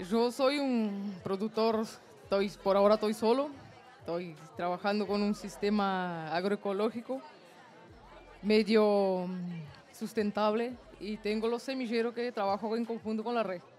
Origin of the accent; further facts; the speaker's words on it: Bella Unión, Artigas, Uruguay; yo soy de Bella Unión